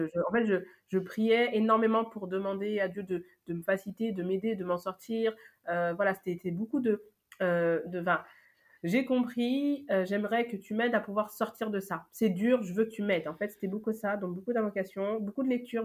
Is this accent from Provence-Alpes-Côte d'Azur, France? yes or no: no; Paris, Île-de-France, France; also born or lived in Lyon / Senegal (ancestry); je suis née à Lyon. après, voilà, je vis depuis, bah, je pense, mes un an jusqu'à aujourd'hui à Paris.